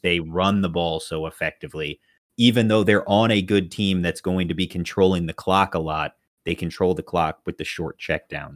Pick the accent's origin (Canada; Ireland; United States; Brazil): United States; Chicago, Illinois; now in Texas, United States; We grew up in Chicago.